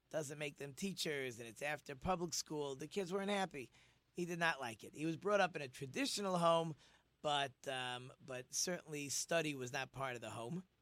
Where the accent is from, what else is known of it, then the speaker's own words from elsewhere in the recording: Monsey, New York, United States; I decided I was going to go to a school in my hometown in Monsey so that I could study with my father.